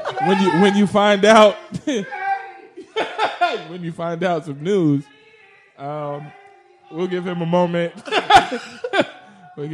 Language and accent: English; Chicago, Illinois, United States; now in New York, United States; I'm from Chicago.